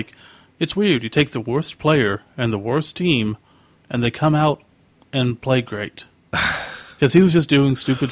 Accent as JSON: {"language": "English", "region": "Oklahoma", "country": "United States", "said": "we're from Oklahoma"}